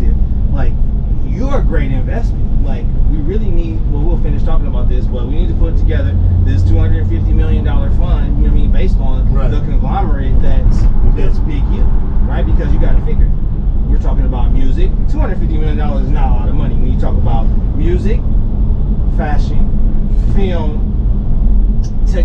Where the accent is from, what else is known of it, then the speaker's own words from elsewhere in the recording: Los Angeles, California, United States; we are from the Crenshaw District